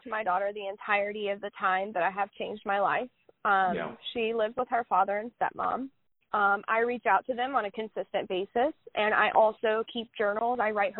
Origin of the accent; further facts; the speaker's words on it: Southern United States, United States; I'm from the Bible Belt. I was taught that, like, Jesus is always in the room, right?